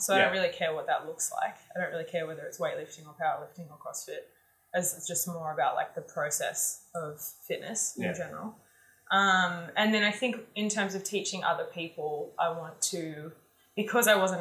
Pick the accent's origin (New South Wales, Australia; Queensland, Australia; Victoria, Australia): New South Wales, Australia; Bowral; I grew up riding horses. I grew up in Barrel and my grandmother was a horse riding instructor